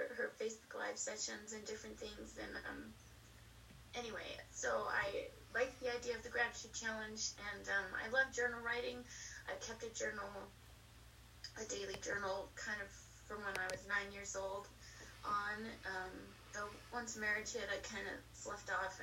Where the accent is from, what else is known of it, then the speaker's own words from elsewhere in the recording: Colorado, United States; moved away as an adult; also born or lived in the South / the East; now in Colorado Springs, United States; I grew up in Colorado